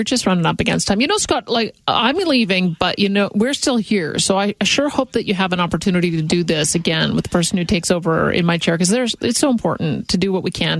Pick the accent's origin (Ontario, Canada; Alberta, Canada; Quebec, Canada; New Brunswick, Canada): Alberta, Canada; Calgary; I'm from Calgary.